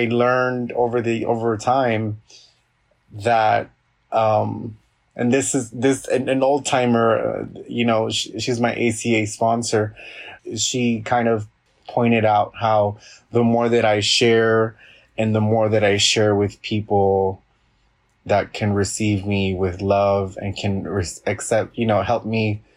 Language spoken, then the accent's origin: English; Los Angeles, California, United States; I was born and raised in Los Angeles